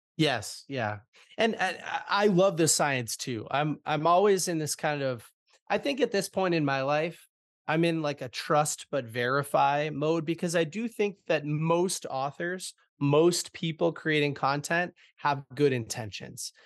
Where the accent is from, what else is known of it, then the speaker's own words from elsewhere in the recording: Boston, Massachusetts, United States; I'm born and raised in Boston, Massachusetts